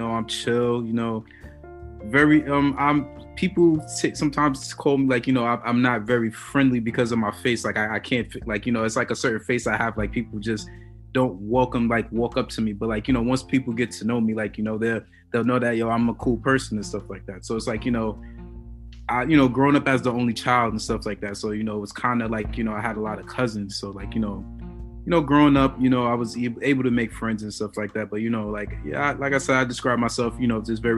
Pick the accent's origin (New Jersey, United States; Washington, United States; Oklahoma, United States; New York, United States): New York, United States; New York City; I'm from Brooklyn, New York, man. You know, Crown Heights originally, that's why I had, my stomping grounds on that side